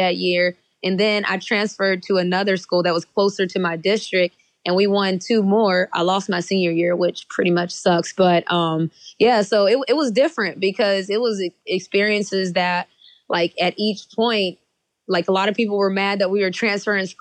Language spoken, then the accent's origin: English; West Virginia, United States; moved away as an adult; now in Atlanta, United States; So I grew up in West Virginia, where in elementary school, I was the only Black student in the building.